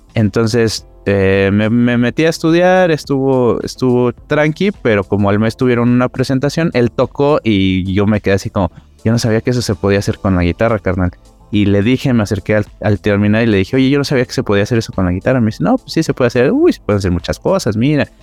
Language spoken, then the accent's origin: Spanish; Mexico City, Mexico; Yo soy aquí cerca del Metro Ceú